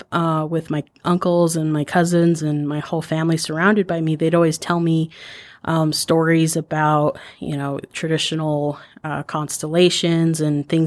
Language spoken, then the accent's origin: English; Cortez, Colorado, United States; moved away; also born or lived in Teec Nos Pos, Arizona / Navajo Reservation; I grew up in Cortez, Colorado, living partially on and partially off of the Navajo Reservation